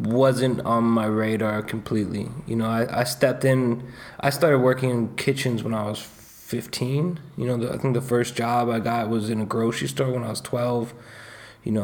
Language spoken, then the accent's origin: English; Boulder, Colorado, United States; moved away as an adult; also born or lived in Michigan; I grew up in Boulder. I was born in Michigan, and you know, I was born in Michigan and moved to Colorado when I was super young, you know, 4 or 5 years old